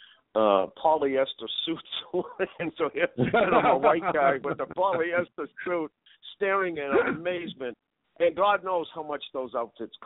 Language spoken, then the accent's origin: English; Boston, Massachusetts, United States; I grew up in the hood. I grew up in Roxy.